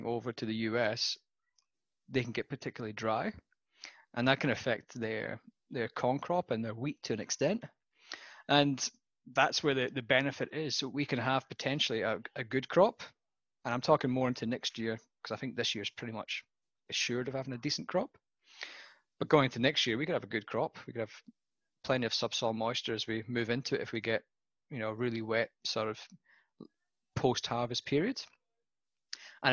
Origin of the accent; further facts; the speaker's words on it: Scotland, United Kingdom; moved away as an adult; also born or lived in Western Australia; now in Australia; as a Scotsman